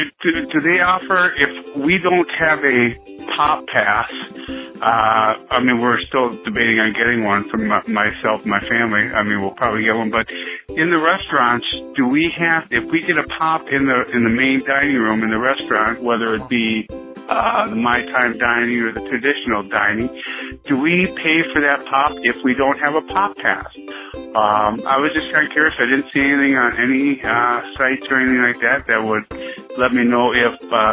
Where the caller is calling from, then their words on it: Minnesota, United States; I'm calling from Minnesota.